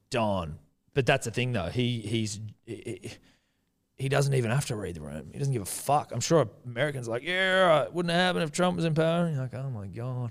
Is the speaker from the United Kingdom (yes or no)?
no; New Zealand; I'm Kiwi